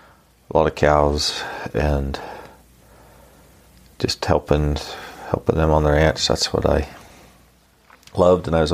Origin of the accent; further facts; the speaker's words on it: Elko County, Nevada, United States; also born or lived in Utah; I grew up in Elko County, Nevada